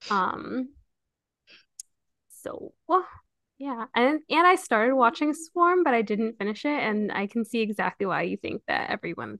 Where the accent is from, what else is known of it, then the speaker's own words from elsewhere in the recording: New York, United States; I'm from New York